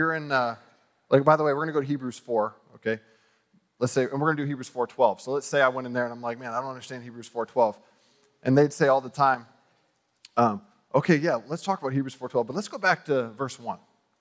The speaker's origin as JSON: {"language": "English", "country": "United States", "said": "I'm from America"}